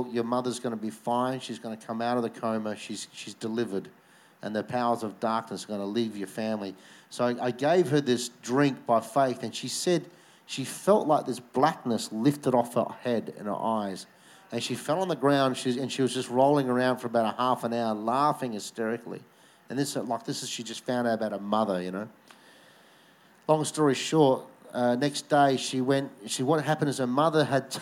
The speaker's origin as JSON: {"language": "English", "area": "Victor Harbor", "region": "South Australia", "country": "Australia", "tie": "born or raised there", "also_born_or_lived": "Adelaide", "said": "It was in my hometown. We did a conference in Victor Harbour."}